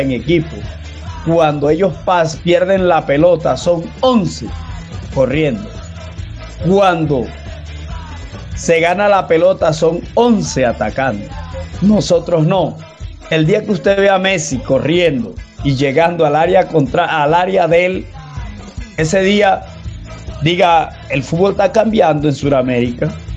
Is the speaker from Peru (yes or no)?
no; La Guajira, Colombia; now in Cali, Colombia; yo también soy costeño, soy donde nace Colombia, soy de La Guajira